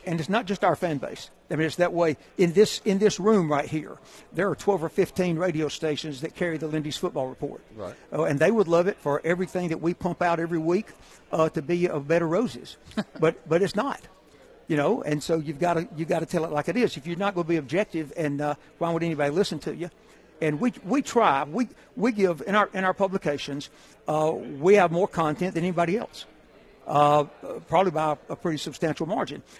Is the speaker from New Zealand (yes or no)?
no; Hueytown, Alabama, United States; I'm from Hueytown, Alabama I'm actually from Rock Creek, which is out in the country outside Hueytown.